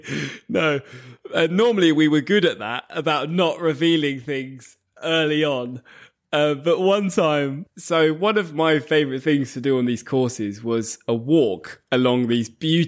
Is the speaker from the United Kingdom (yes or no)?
yes; England, United Kingdom; Like, as another example, I'm from England. If I said something like, we have the best football league in the world, that would be a biased thing to say because I'm from England.